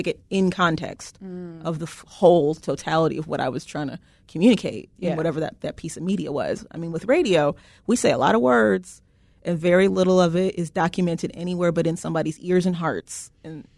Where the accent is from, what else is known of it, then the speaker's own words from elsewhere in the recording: Chicago, Illinois, United States; growing up in Chicago and the Chicagoland area and being a black person